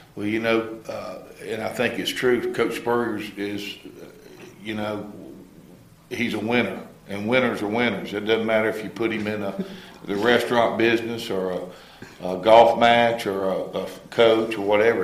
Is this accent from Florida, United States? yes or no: yes; Melrose, Florida, United States; also born or lived in Gainesville, Florida; raised in a little town um, east of here, Melrose, out kind of between Melrose and Hawthorne